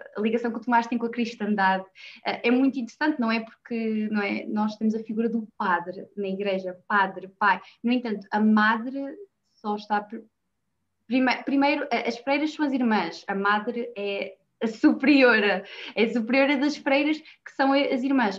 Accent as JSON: {"language": "Portuguese", "region": "Norte", "country": "Portugal", "said": "como nortenha"}